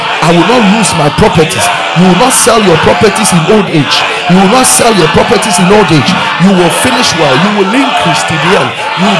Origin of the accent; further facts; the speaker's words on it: Ghana; I'm a Ghanaian. I'm in Ghana.